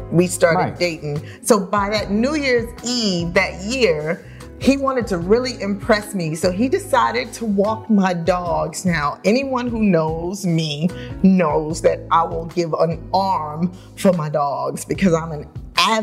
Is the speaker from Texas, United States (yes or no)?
no; New York City, New York, United States; I was born and raised in New York.